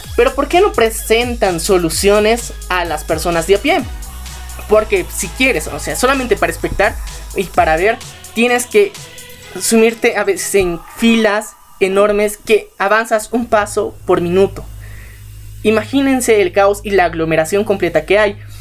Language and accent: Spanish; Bolivia; como ciudadanos bolivianos eh, tenemos